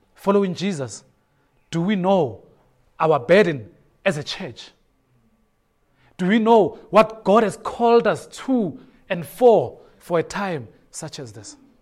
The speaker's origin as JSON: {"language": "English", "town": "Soweto", "region": "Gauteng", "country": "South Africa", "tie": "born or raised there", "said": "I grew up in Soweto"}